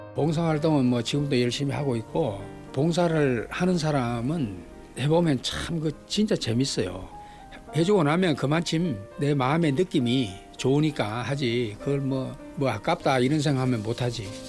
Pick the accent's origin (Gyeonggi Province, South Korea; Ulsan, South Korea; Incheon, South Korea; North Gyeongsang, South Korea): Ulsan, South Korea; now in Seoul, South Korea; 제 고향 울산에서 이제 우리가 자랄 때는